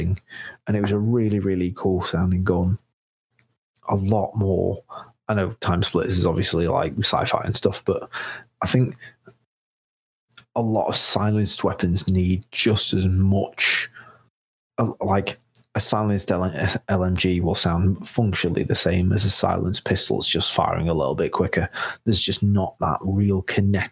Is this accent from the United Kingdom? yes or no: yes; England, United Kingdom; I'm English